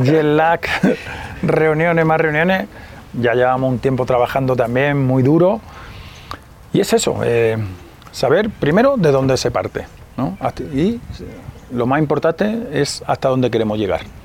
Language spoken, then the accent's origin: Spanish; Spain; moved away as an adult; now in Mexico; en mi país, en España